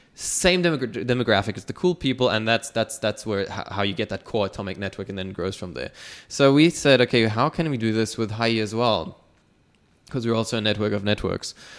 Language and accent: English; Dubai, United Arab Emirates; I was born and raised in Dubai